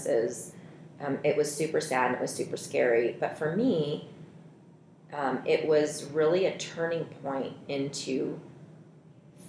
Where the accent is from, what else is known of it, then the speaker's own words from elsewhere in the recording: Reno, Nevada, United States; also born or lived in Seoul, South Korea / Oregon / Washington; lived in Oregon, Washington, but grew up all my coherent life in Reno.